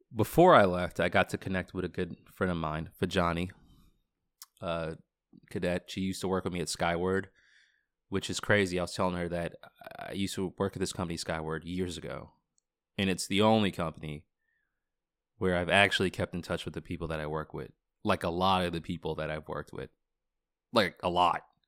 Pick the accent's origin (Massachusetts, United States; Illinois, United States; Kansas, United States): Massachusetts, United States; Boston; moved away as an adult; also born or lived in Washington, D.C.; growing up in Boston my entire life, or for the majority of my life, and then living in Washington, D C